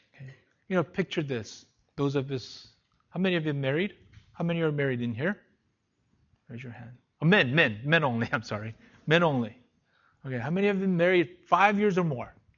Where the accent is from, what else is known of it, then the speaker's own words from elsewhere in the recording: South Korea; moved away; Went back to my hometown